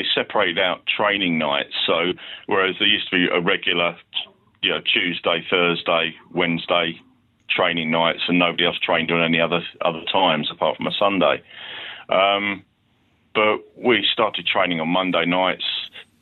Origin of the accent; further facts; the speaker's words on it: Letchworth Garden City, East of England, United Kingdom; they were my hometown club